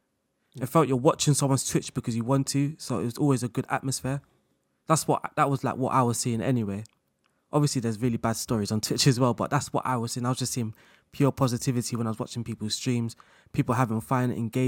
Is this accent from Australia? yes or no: no; London, United Kingdom; accent: London; I think obviously people kind of could tell from my background, through my voice and my accent. I had a more of a London accent then.